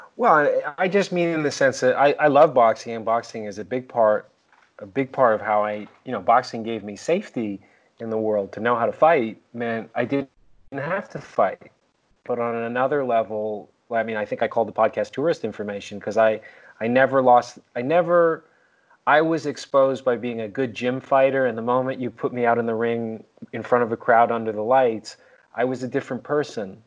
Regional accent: Canada; we're Canadian

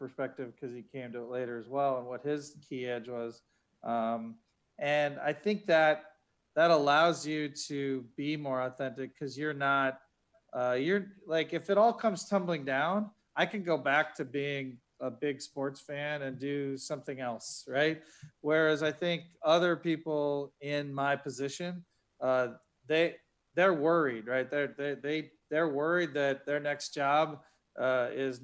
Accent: Ohio, United States; also born or lived in Boston; now in Philadelphia, United States; I grew up in Ohio

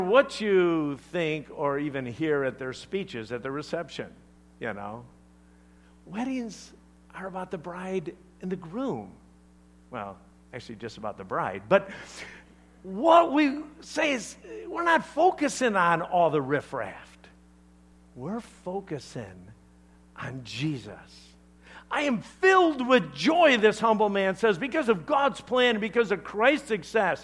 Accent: Chicago, Illinois, United States; I'm from Chicago, all right? We talk differently.

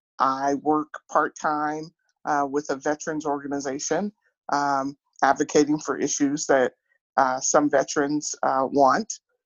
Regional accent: Atchison, Kansas, United States; I grew up in Atchison, Kansas, a small town in Atchison.

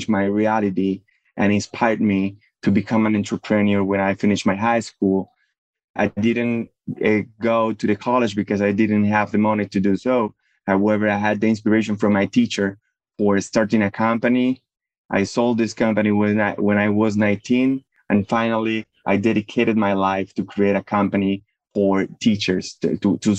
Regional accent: Medellín, Antioquia, Colombia; I grew up in Medellin, in Colombia

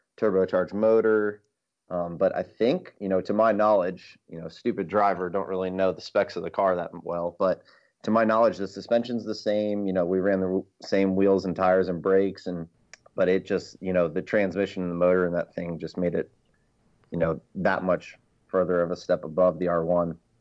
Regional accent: South Florida, United States; moved away; also born or lived in Virginia; I grew up in South Florida.

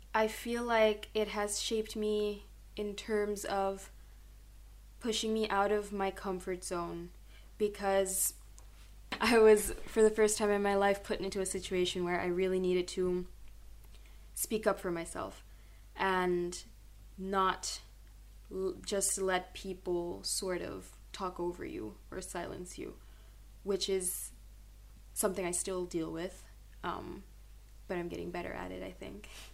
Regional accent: Curaçao; moved away as an adult; now in Groningen, Netherlands; I grew up in Curacao

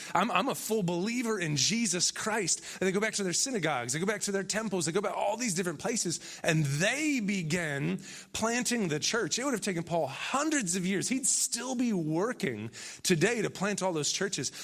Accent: Benton Harbor, Michigan, United States; moved away; also born or lived in Chicago; I'm really from Michigan

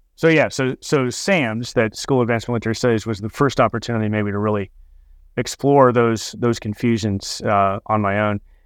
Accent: Fresno, California, United States; I grew up in Fresno, California

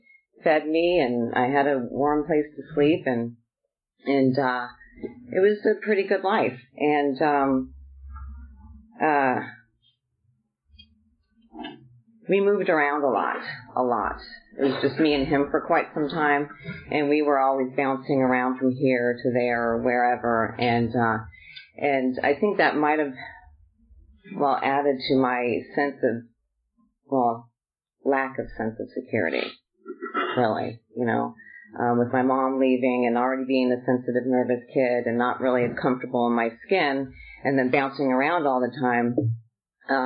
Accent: Southern California, United States; I was born and raised in Southern California

